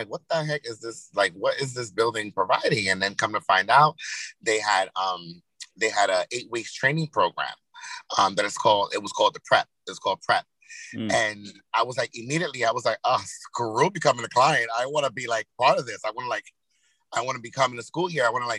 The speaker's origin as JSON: {"language": "English", "town": "Yonkers", "region": "New York", "country": "United States", "moved": "as an adult", "lives_now": "Hackensack, United States", "said": "originally I'm from Yonkers, New York, YO, home of the Braves."}